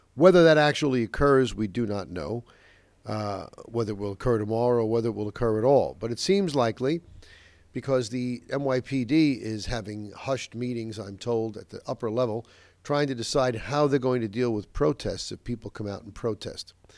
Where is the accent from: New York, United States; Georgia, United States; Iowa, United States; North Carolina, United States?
New York, United States; Westchester; my hometown here in Nova Westchester